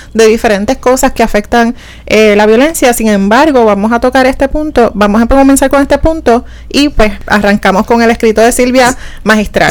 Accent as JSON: {"language": "Spanish", "country": "Puerto Rico", "said": "somos puertorriqueños"}